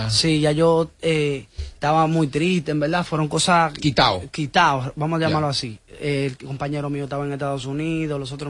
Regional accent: Bonao, Monseñor Nouel, Dominican Republic; Vengo de Bonao.

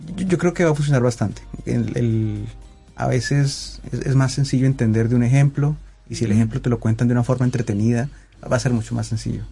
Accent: Colombia; yo soy colombiano

